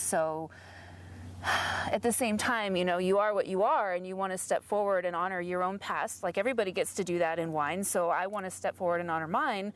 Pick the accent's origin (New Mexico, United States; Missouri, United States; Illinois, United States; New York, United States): New Mexico, United States; Albuquerque; now in Portland, United States; I'm from Albuquerque.